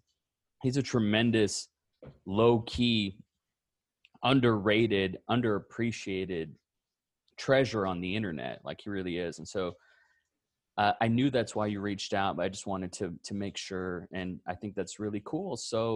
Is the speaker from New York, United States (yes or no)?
no; Austin, Texas, United States; he tweeted something very similar and was like, hey, because I'm from Austin, Texas.